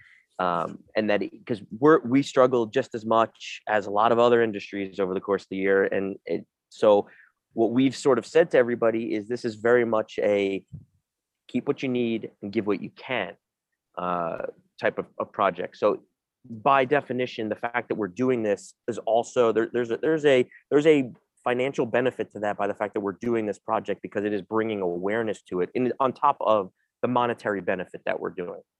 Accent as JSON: {"language": "English", "town": "New York City", "region": "New York", "country": "United States", "tie": "born or raised there", "said": "I'm born and raised in New York City"}